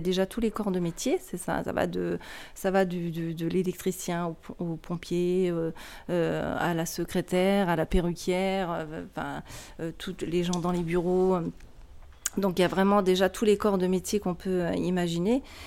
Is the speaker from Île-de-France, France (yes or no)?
no; Lorraine, Grand Est, France; moved away; also born or lived in Strasbourg; je viens de la Lorraine